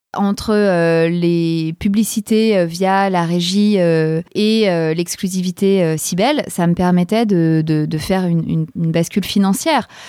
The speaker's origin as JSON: {"language": "French", "town": "Paris", "region": "Île-de-France", "country": "France", "said": "je suis parisienne, j'ai 41 ans"}